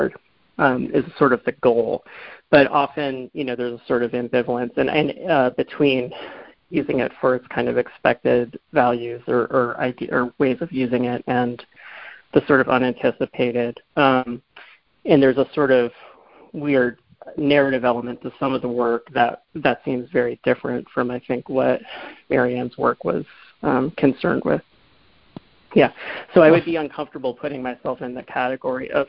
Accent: Boston, Massachusetts, United States; moved away; I'm from the Boston area

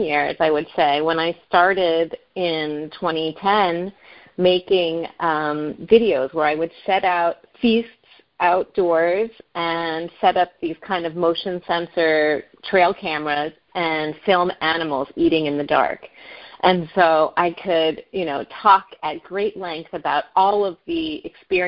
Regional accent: Northeast, United States; I live in the Northeast and I grew up in the Northeast

